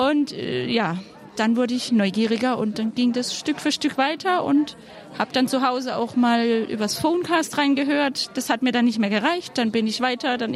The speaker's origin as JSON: {"language": "German", "region": "Baden-Württemberg", "country": "Germany", "said": "wir kommen aus der Nähe von Karlsruhe"}